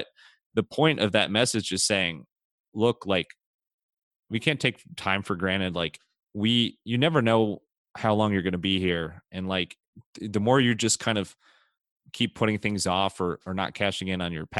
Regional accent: Solon, Ohio, United States; a student from Solon, my hometown

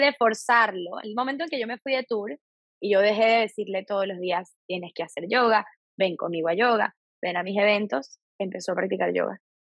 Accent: Venezuela; moved away as an adult; now in Miami, United States; soy venezolana, vivo en los Estados Unidos desde ya hace

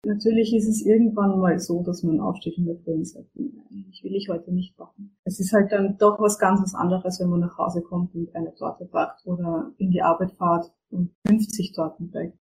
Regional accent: Austria; bei uns in Österreich

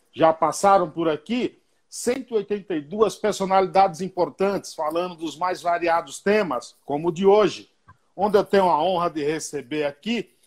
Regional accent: Bahia, Brazil; now in São Paulo, Brazil; Você sabe que eu sou baiano, né? Moro aqui em São Paulo.

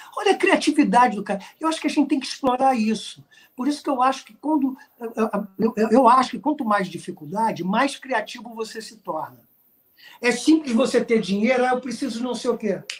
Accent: Brazil; nós somos brasileiros, artistas criativos

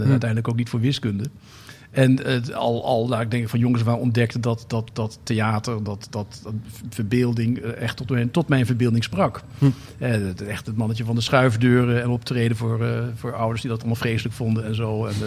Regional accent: Amsterdam, North Holland, Netherlands; Zeg, ik even als Amsterdammer, maar toch.

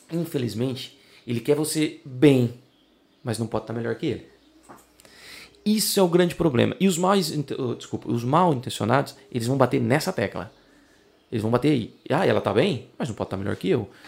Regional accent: Brazil; accent: Brazilian; now in Portugal

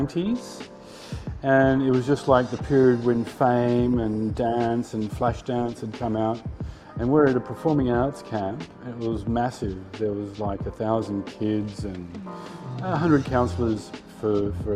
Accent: Sydney, New South Wales, Australia; moved away as an adult; also born or lived in Paris, France / Asia; I grew up and lived in Sydney

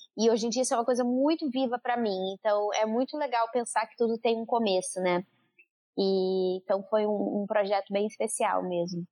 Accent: Santa Cruz do Sul, Rio Grande do Sul, Brazil; moved away; eu sou de Santa Cruz do Sul

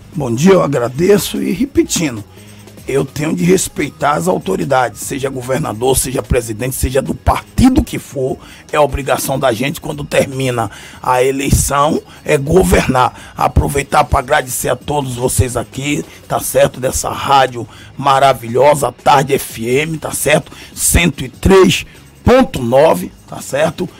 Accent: Salvador, Bahia, Brazil; prefeito desta cidade, onde nasci, no subúrbio, em Piripiri, vendi picolé, geladinho, fui cobrador de ônibus, fui feirante

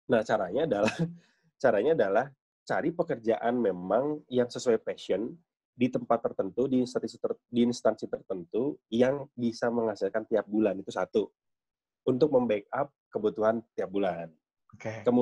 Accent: West Java, Indonesia; Saya orang Sunda tapi kebanyakan ikut orang Jawa

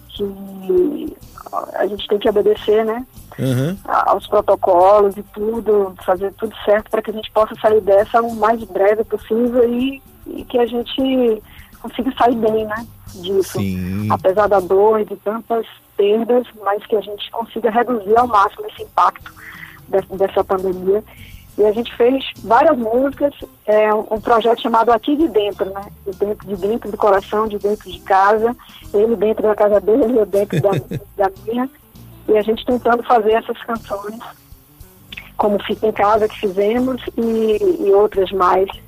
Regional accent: Feira de Santana, Bahia, Brazil; born there; now in Salvador, Brazil; ela mora em Feira de Santana

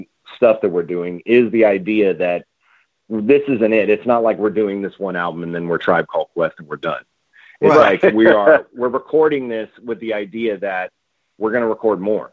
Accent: Bay Area, California, United States; I'm from the Bay Area

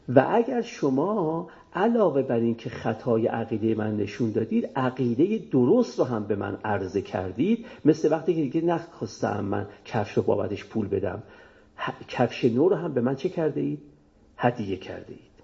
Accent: Iran; ما هممون ایرانیم

